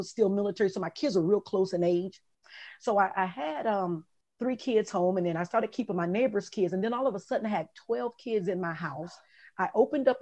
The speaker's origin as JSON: {"language": "English", "town": "Detroit", "region": "Michigan", "country": "United States", "tie": "born or raised there", "also_born_or_lived": "Jacksonville, Florida", "moved": "as an adult", "said": "Growing up in Detroit, my mother had a drug addiction and my father was in prison"}